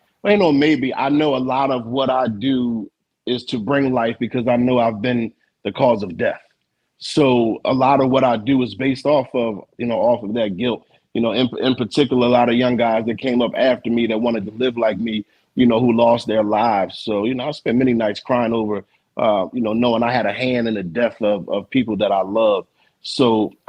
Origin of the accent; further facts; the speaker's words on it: Philadelphia, Pennsylvania, United States; I'm from Philly, where we from lived in row homes